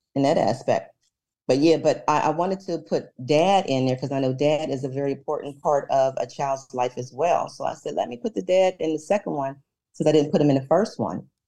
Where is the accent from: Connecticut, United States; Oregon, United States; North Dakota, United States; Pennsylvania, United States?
Pennsylvania, United States; Pittsburgh; I am a native from Pittsburgh, been living here all my life